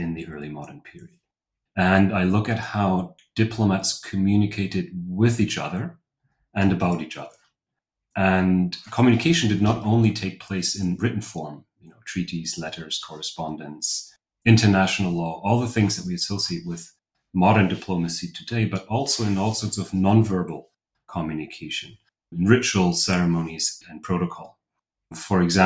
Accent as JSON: {"language": "English", "country": "Germany", "also_born_or_lived": "Rostock, Germany / Cambridge, United Kingdom / Oxford, United Kingdom / Istanbul, Turkey", "moved": "as an adult", "lives_now": "Vienna, Austria", "said": "I'm from Germany originally"}